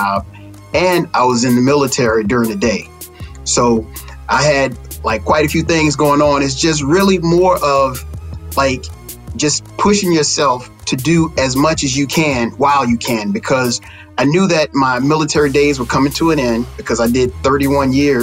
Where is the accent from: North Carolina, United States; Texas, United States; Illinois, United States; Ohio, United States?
Texas, United States; growing up in Texas, small town